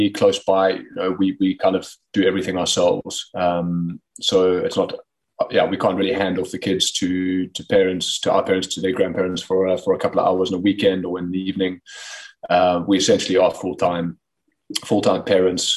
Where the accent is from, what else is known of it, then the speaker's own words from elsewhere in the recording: South Africa; moved away as an adult; also born or lived in Pretoria, South Africa / Potchefstroom, South Africa; now in Netherlands; being a South African based overseas.